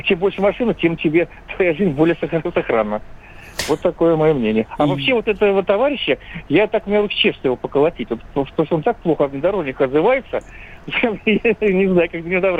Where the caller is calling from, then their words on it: Moscow Oblast, Russia; здравствуйте, я из Подмосковья.